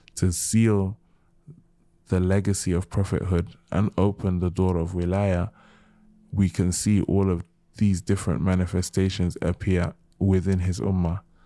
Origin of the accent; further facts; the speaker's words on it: United Kingdom; also born or lived in Gambia / Nigeria / Senegal; being British, being Muslim, being African, being Gambian, being Nigerian, being Senegalese